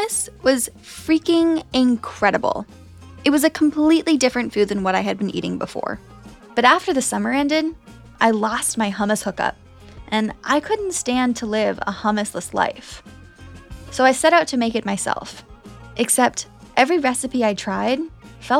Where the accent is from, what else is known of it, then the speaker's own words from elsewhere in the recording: United States; I am American.